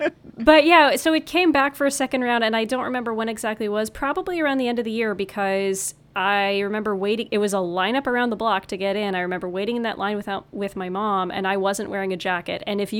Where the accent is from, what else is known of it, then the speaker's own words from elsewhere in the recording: Kapuskasing, Ontario, Canada; my hometown, by the way, I'm realizing I'm talking so much about this, Kapuskasing, Ontario.